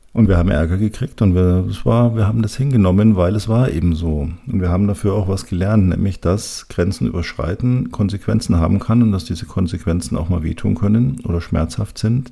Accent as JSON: {"language": "German", "town": "Munich", "region": "Bavaria", "country": "Germany", "tie": "born or raised there", "said": "ich bin ganz am Nordrand der Stadt aufgewachsen, von meinem Kinderzimmerfenster aus konnte ich tatsächlich über die ganze Stadt schauen, bis zu den Alpen"}